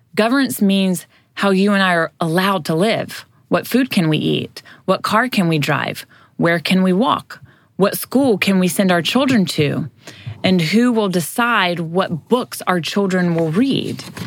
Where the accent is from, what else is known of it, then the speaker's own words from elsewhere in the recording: United States; we as Americans